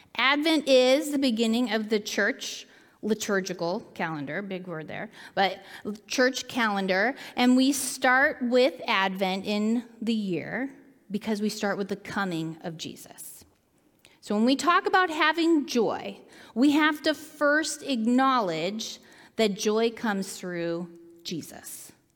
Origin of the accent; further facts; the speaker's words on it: Seattle, Washington, United States; moved away as an adult; also born or lived in Willamette Valley, Oregon; I grew up in Seattle